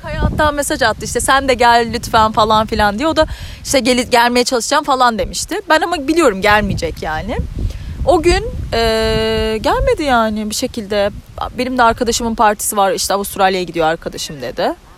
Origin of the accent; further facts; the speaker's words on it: Turkey; moved away as an adult; now in Ireland; bir Türk olarak